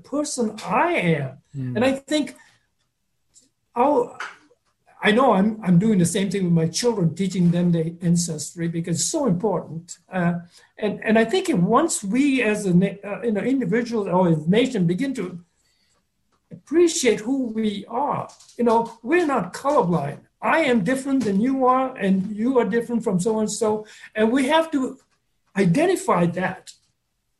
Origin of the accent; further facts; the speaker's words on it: Malaysia; I was born in Malaysia, but that doesn't tell the whole story. My ancestors from Sri Lanka